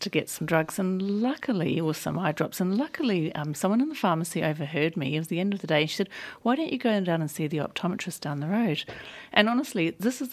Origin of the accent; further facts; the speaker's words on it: New Zealand; accent: New Zealand; now in Australia; my New Zealand accent